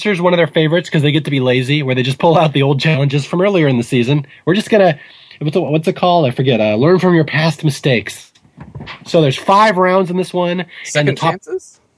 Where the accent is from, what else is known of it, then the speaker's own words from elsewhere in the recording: Seattle, Washington, United States; I'm from Seattle